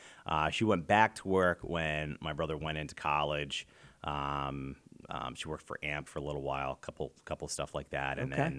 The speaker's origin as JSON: {"language": "English", "town": "Spring Grove", "region": "Pennsylvania", "country": "United States", "tie": "born or raised there", "said": "Well, we grew up in Papertown, Pennsylvania, Spring Grove. I was actually born September 1979, so a few months after TMI."}